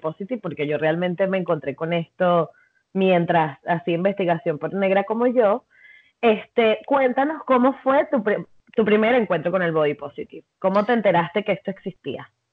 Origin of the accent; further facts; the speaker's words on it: Venezuela; soy venezolana